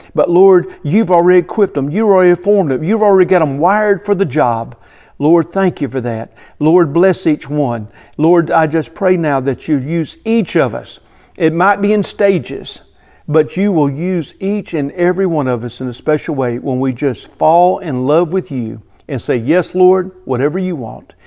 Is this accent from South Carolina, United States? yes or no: yes; Bishopville, South Carolina, United States; I grew up near Bishopville, South Carolina